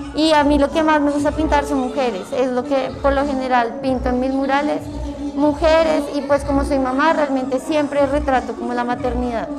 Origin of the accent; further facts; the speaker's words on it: Cajicá, Cundinamarca, Colombia; Yo soy de Cajica, Cundinamarca